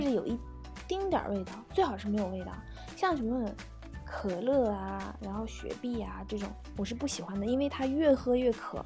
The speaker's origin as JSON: {"language": "Chinese", "country": "China", "also_born_or_lived": "United Kingdom / South Korea", "said": "我们中国人就觉得你们家家户户都要有烧水壶"}